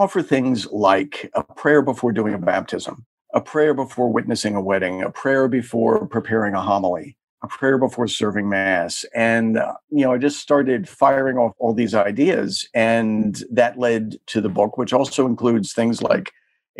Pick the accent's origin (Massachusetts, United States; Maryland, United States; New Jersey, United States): Maryland, United States; suburban; moved away as an adult; also born or lived in Washington, D.C. area; now in New York, United States; I'm originally from the Washington, D.C. area. I grew up in suburban Maryland.